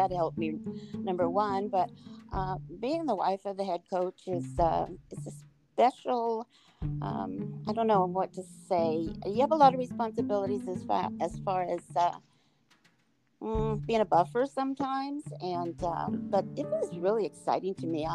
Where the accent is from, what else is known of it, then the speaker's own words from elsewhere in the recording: Anaheim, California, United States; I grew up in Anaheim